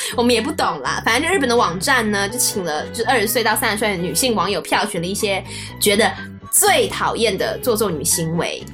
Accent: Taiwan; accent: Taiwanese accent; 我们台湾人

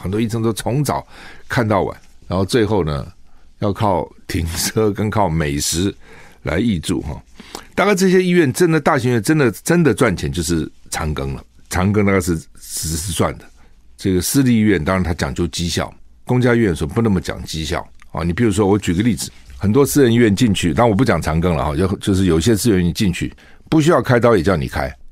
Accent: Taiwan; 我们台湾人哈染疫的不多

